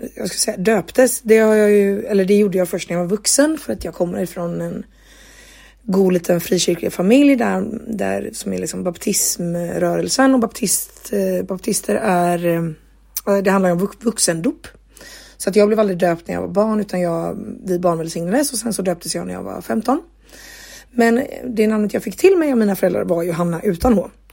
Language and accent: Swedish; Gothenburg, Västra Götaland, Sweden; now in Jönköping, Sweden; hemma i Göteborg, eh, eller hemma hos mina föräldrar